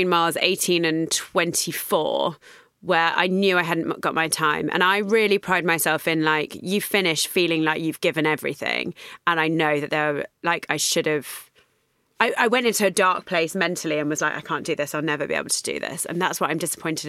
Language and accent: English; London, United Kingdom; because I'm from London